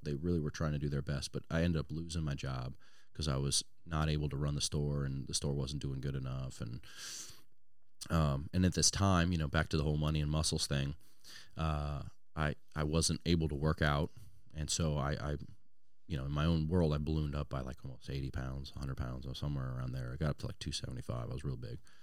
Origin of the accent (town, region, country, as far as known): Louisiana, United States; born or raised there; also born or lived in Washington State